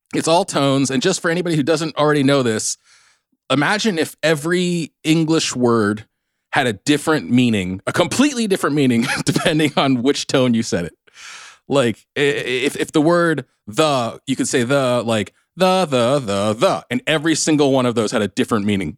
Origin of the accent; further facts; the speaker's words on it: South Orange County, California, United States; accent: Southern California; I'm from South Orange County, the MAGA stronghold